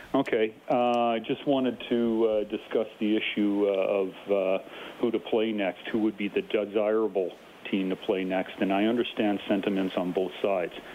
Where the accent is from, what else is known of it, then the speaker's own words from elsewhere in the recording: United States; As an American, I'm a dual national, but as an American